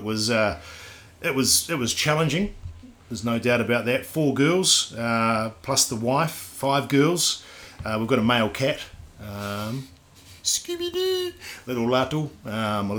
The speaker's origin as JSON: {"language": "English", "town": "Christchurch", "region": "Canterbury", "country": "New Zealand", "tie": "born or raised there", "moved": "yes", "lives_now": "Queenstown, New Zealand", "said": "I'm Kiwi. Born and raised, not obviously in Queenstown, but in Christchurch. I'm a Cantabrian."}